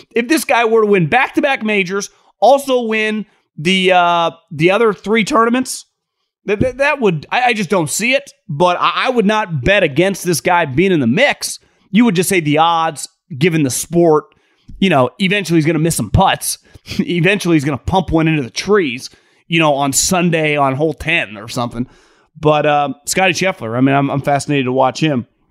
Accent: Sacramento, California, United States; I'm from the Sacramento area

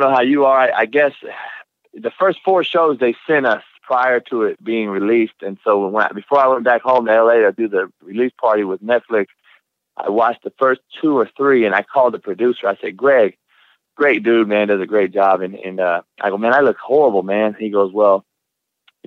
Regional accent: California, United States; moved away; growing up in Cali

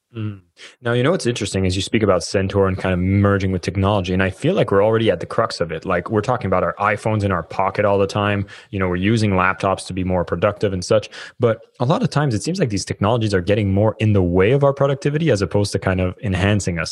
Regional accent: Canada; moved away; I'm Canadian

